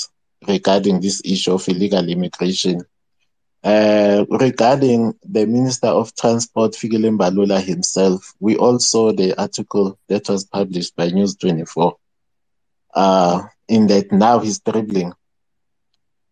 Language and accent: English; South Africa; we were born here